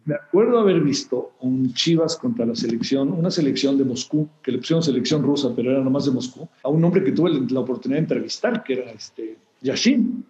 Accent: Mexico

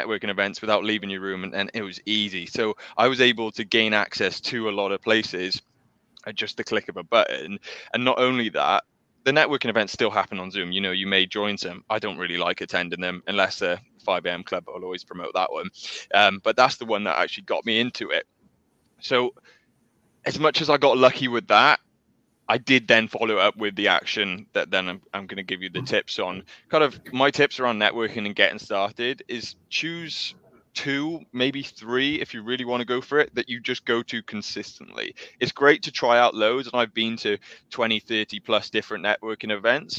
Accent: South Wales, United Kingdom; My background, I'm from South Wales.

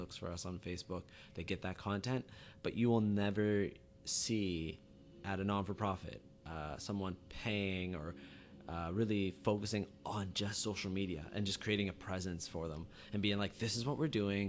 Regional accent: Halifax, Nova Scotia, Canada; I'm from Halifax, Nova Scotia

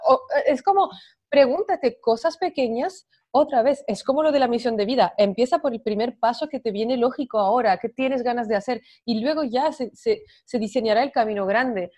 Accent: France; moved away; yo soy de Francia

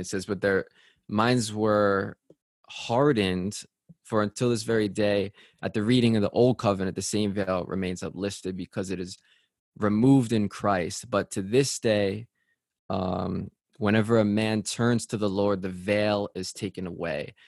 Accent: Connecticut, United States; I'm from Connecticut

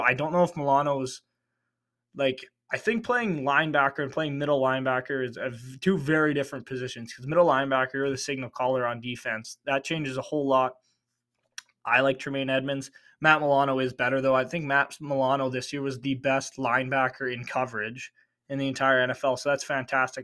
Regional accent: Canada; I'm Canadian

